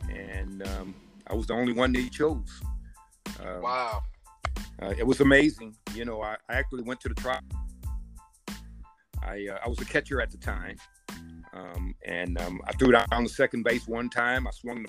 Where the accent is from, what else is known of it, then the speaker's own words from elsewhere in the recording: New Orleans, Louisiana, United States; Well, you know, being in New Orleans at that time, like I told you, integration was bad.